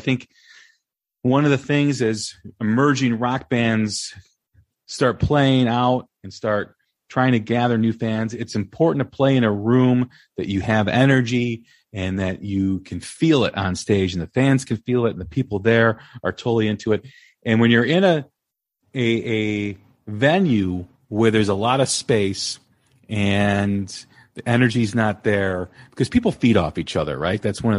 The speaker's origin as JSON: {"language": "English", "town": "Des Plaines", "region": "Illinois", "country": "United States", "tie": "born or raised there", "said": "He grew up, I believe, in Niles, and I grew up in Des Plaines, so it's neighboring towns."}